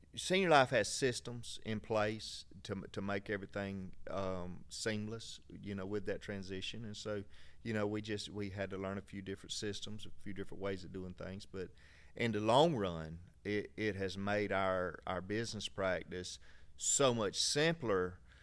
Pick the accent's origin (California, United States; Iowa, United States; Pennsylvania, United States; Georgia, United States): Georgia, United States; Valdosta; we're from Valdosta, so not far from here